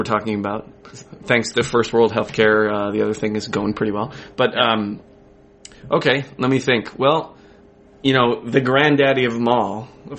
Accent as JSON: {"language": "English", "town": "Boulder", "region": "Colorado", "country": "United States", "lives_now": "Canada", "said": "Boulder, Colorado."}